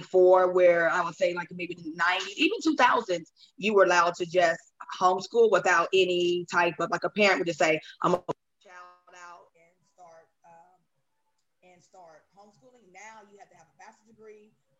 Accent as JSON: {"language": "English", "region": "Ohio", "country": "United States", "said": "even though I'm from Ohio"}